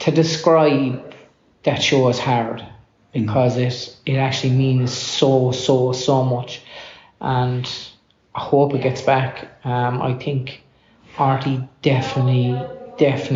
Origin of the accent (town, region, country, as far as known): Ireland